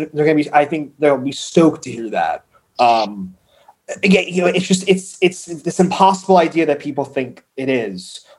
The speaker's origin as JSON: {"language": "English", "region": "New Jersey", "country": "United States", "said": "And I'm from New Jersey. I'm from the land of impatience."}